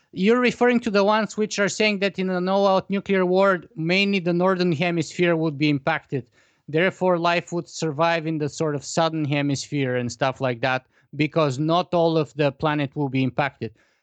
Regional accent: Bulgaria; grew up in the Eastern Bloc in Bulgaria

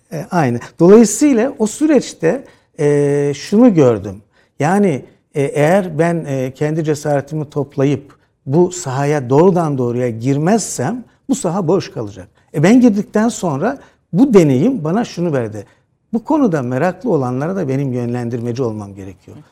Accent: Çaykara, Trabzon, Turkey; Trabzon'un Çaykara, e, ilçesinin Taşkıran mahallesinde doğdum

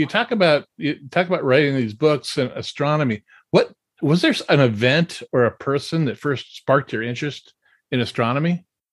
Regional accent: California, United States; born or raised there

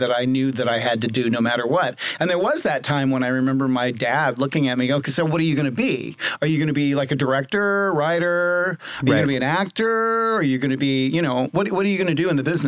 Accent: Los Angeles, California, United States; born or raised there; also born or lived in Seattle

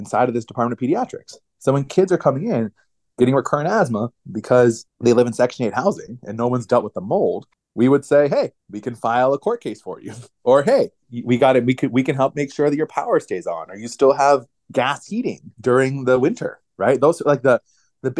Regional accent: United States; I grew up outside of Washington, D.C., inside the Beltway

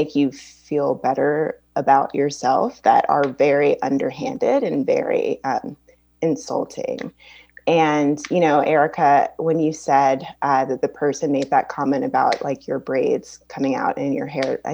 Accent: Baton Rouge, Louisiana, United States; I grew up in Baton Rouge, Louisiana

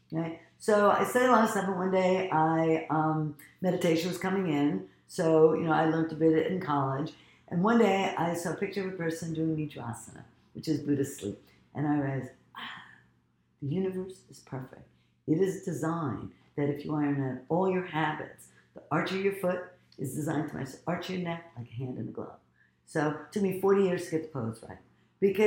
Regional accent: United States; also born or lived in Egypt; originally I'm from Egypt, but I was raised in America

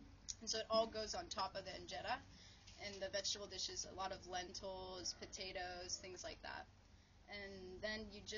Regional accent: United States; And I would say, yeah, I identify as Ethiopian American.

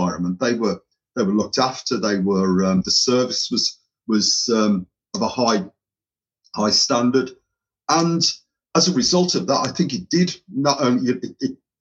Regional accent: Birmingham, West Midlands, United Kingdom; accent: tinge of Irish with Birmingham; My accent is probably a little bit of a tinge of Irish with Birmingham intermingled.

